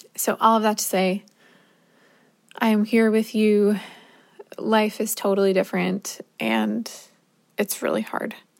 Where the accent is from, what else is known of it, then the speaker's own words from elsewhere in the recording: New Jersey, United States; moved away as an adult; also born or lived in Minnesota; I'm from New Jersey